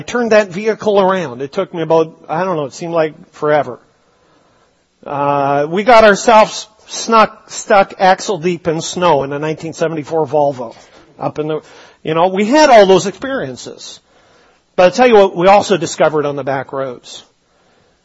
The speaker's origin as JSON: {"language": "English", "region": "British Columbia", "country": "Canada", "tie": "born or raised there", "said": "growing up in British Columbia"}